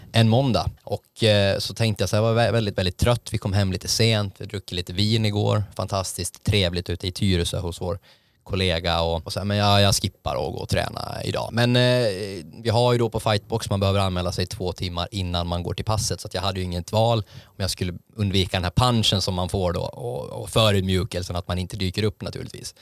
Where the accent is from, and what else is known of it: Åland, Finland